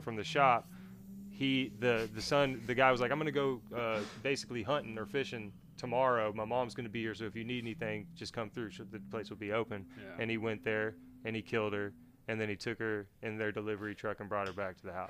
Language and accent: English; Texas, United States; I'm from Texas